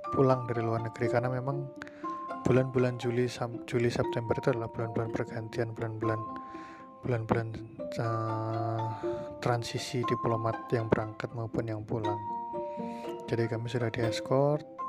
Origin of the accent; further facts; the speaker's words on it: Cilacap, Central Java, Indonesia; moved away as an adult; also born or lived in Mumbai, India; sekarang Posisi saya sudah di Indonesia, tepatnya di Cilacap, di kota kelahiran saya